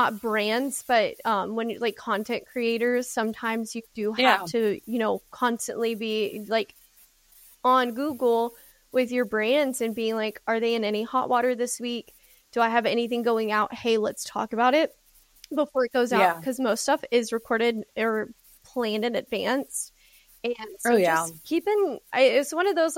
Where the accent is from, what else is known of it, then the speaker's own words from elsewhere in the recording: United States; being an American